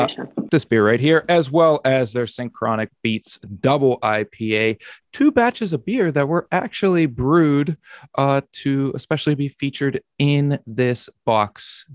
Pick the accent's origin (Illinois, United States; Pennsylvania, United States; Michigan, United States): Pennsylvania, United States; Pittsburgh; today is the first day of HomebrewCon here in my hometown of Pittsburgh.